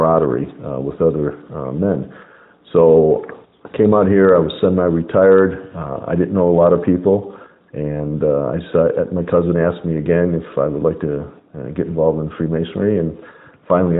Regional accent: Chicago, Illinois, United States; moved away as an adult; also born or lived in Las Vegas; now in Phoenix, United States; I'm from Chicago, born and raised in Chicago, where my cousin is

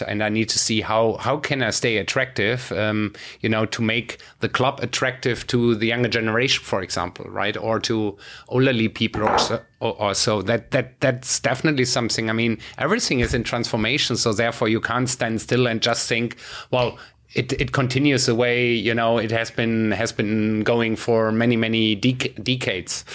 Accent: Germany; my home country, you know, Germany

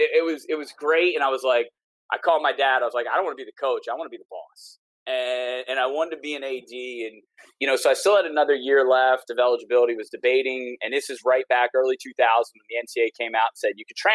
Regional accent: Heislerville, New Jersey, United States; Just a small town kid kind of growing up. I'm from Heislerville, New Jersey, population 424 total people.

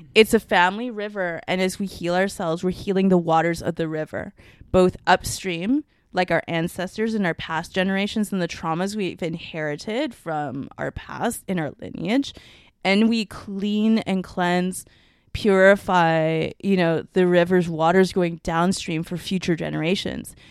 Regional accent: Canada; first language Mandarin; I'm Canadian

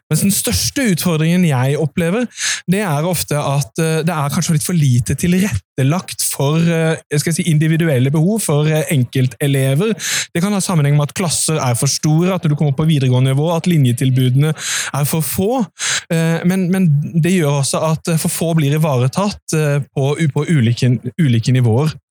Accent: Nordre Follo, Akershus, Norway; Jeg er fra Nordre Follo kommune og Nordre Follo gatekunst, og vi er nå på Arendalsuka.

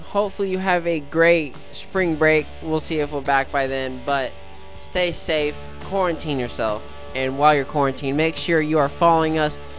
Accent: Oklahoma, United States; I'm from Oklahoma.

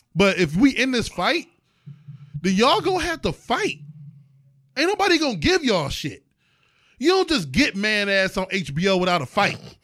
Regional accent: East Cleveland, Ohio, United States; I am from East Cleveland, Ohio

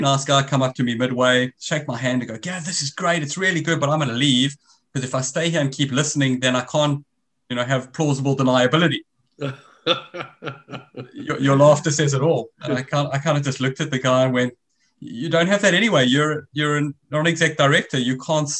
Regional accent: South Africa; accent: South African; moved away as an adult; now in Australia; As you can hear from my accent, I'm originally South African.

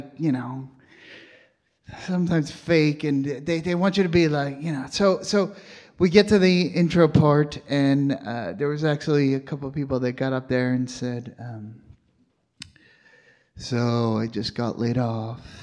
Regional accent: New York, United States; moved away; I'm from New York

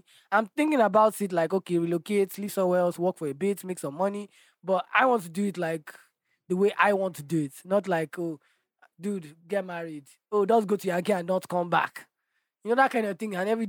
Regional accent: Nigeria

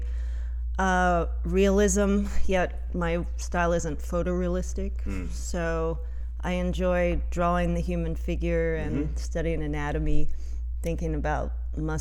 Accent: Cincinnati, Ohio, United States; also born or lived in Covington, Kentucky / Colorado; now in Evanston, United States; growing up in Cincinnati, I'm German, so my family would eat

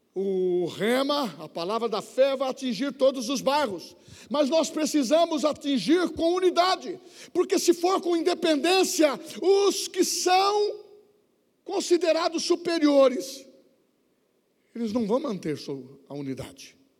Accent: São Paulo, Brazil; eu nasci lá no Morro do Querosene

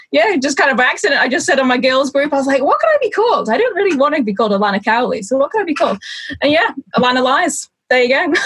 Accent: Isle of Man; moved away as an adult; now in York, United Kingdom; I actually come from the Isle of Man, uh, which is this tiny little place in the middle of the Irish Sea

